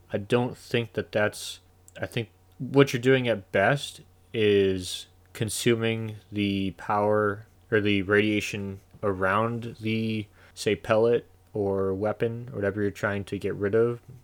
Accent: United States; I'm an American, so we have the benefit of living in the greatest country on the planet.

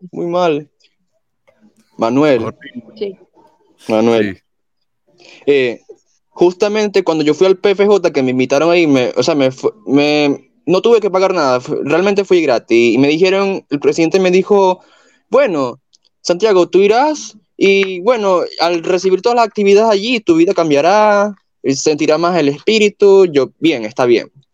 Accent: Venezuela; now in Colombia; yo soy de Venezuela, pero vivo en Colombia

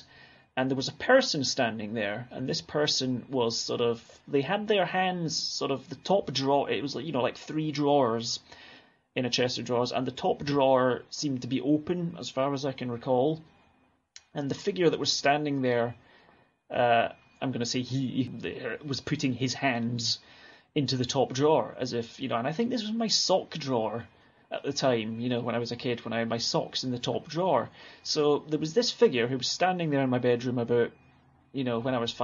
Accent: Alloa, Scotland, United Kingdom; accent: Scottish; moved away as an adult; also born or lived in Clackmannan; now in Ullapool, United Kingdom; where I grew up in Alloa

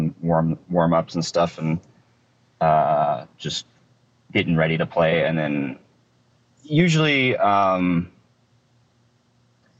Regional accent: Oakridge, Oregon, United States; also born or lived in Eugene, Oregon; I was born in Eugene, Oregon, shortly after, when I was a very young child, like 4 or 5 years old. My family moved to Oak Ridge, Oregon

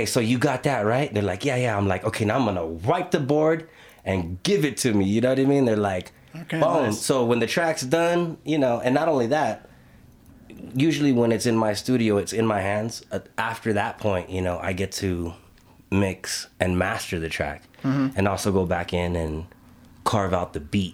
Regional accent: Los Angeles, California, United States; moved away as an adult; also born or lived in Albuquerque, New Mexico; now in Bernalillo, United States; I'm originally from Los Angeles, born and raised California, Los Angeles. You know, I moved out to Albuquerque 2012

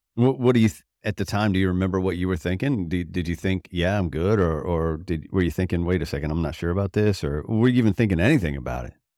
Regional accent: Florida, United States; I grew up in Florida

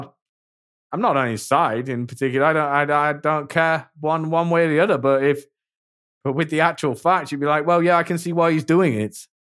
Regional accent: England, United Kingdom; accent: British; I'm English

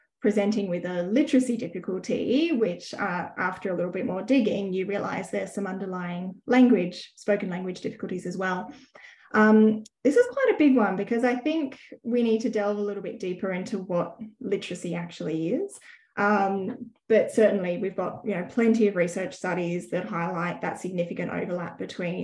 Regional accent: Sydney, New South Wales, Australia; moved away as an adult; also born or lived in Western Australia; now in Brisbane, Australia; I grew up in Sydney

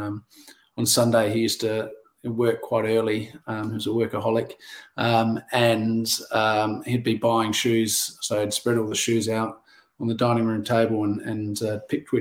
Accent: Adelaide Hills, South Australia, Australia; also born or lived in Norwood; Born and bred just down the road, and I grew up in the Adelaide Hills, and now back down in Norwood.

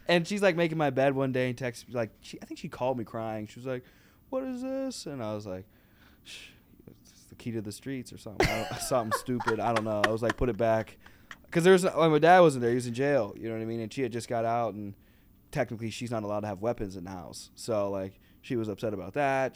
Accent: Pittsburgh, Pennsylvania, United States; moved away as an adult; now in Chicago, United States; I'm from Pittsburgh

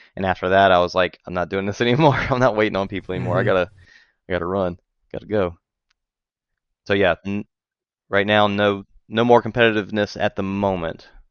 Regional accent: just north of New Orleans, Louisiana, United States; moved away as an adult; now in Texas, United States; grew up just north of New Orleans and moved to Texas after I got uh, when I got married

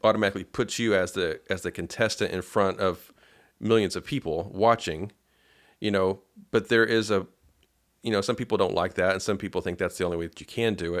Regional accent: Paducah, Kentucky, United States; I'm from Padu-, Paducah, Kentucky

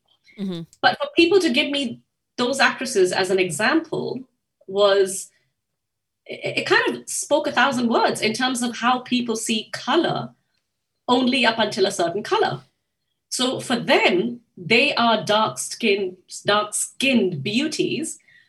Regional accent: Japan; Growing up in Japan, I used to remember waiting for those, you know, those video cassettes

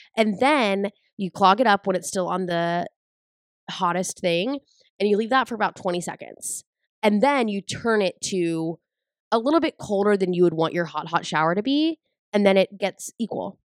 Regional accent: San Angelo, Texas, United States; moved away; I'm originally from San Angelo, Texas

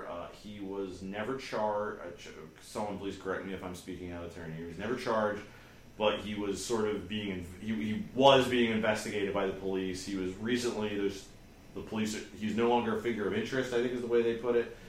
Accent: United States; And that is what is very bizarre to me as an American.

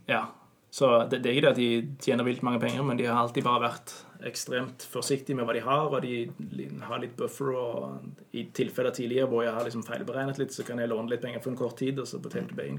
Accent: Norway; moved away as an adult; now in Denmark; jeg er nordmann

